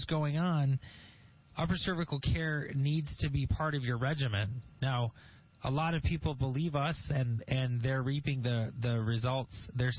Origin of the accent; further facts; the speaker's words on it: Grand Blanc, Michigan, United States; smart people live in Grand Blanc, Aaron. That's where I'm from. I grew up in Grand Blanc.